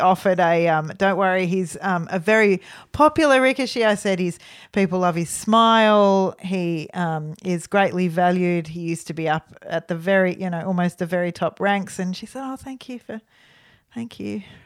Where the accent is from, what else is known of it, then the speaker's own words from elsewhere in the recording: Australia; So we're from Australia